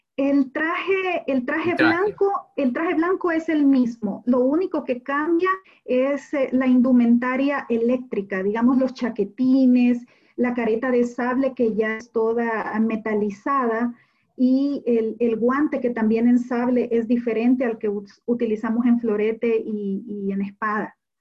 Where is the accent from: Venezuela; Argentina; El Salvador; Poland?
El Salvador; yo soy la salvadoreña